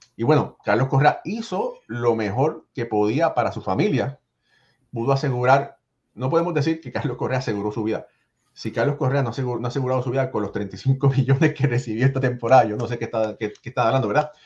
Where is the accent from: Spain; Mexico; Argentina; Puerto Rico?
Puerto Rico; yo soy boricua también